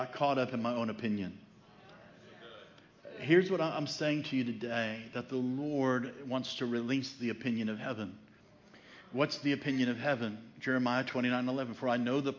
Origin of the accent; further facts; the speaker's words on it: Chicago, Illinois, United States; now in Franklin, United States; I grew up in Chicago